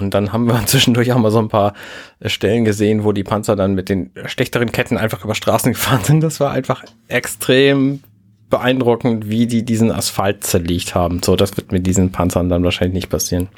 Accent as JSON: {"language": "German", "town": "Buxtehude", "region": "Lower Saxony", "country": "Germany", "said": "ich komme aus Buxtehude"}